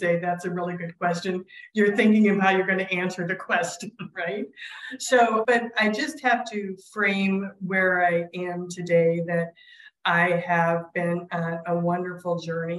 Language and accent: English; Clinton, Iowa, United States; first language sign language; English is a second language; both my brother and I learned how to speak at Mount St. Clair Academy in Clinton, Iowa